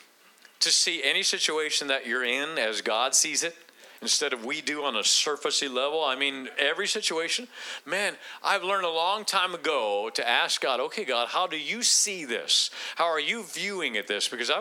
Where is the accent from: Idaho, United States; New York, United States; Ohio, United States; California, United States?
Ohio, United States; Akron; moved away; I'm originally from Akron, Ohio